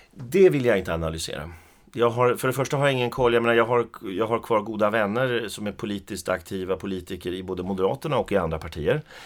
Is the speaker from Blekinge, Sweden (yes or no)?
no; Skellefteå, Västerbotten County, Sweden; also born or lived in Arvidsjaur; Jag är ju född i Arvidsjaur. Men jag flyttade till, eller jag blev flyttad av mina föräldrar då till Skellefteå när jag var fem år. Så jag är uppvuxen i Skellefteå